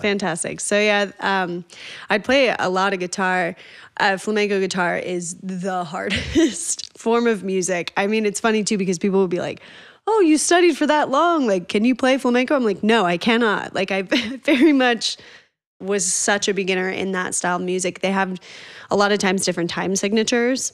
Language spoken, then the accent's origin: English; Northern Colorado, United States; also born or lived in Boulder, Colorado / Oregon / Spain; I grew up in Northern Colorado